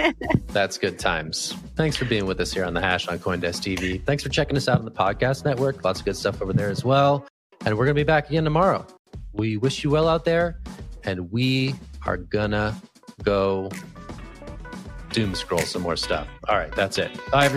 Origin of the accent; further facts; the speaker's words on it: California, United States; born there; So as a Californian by birth, I'm all in.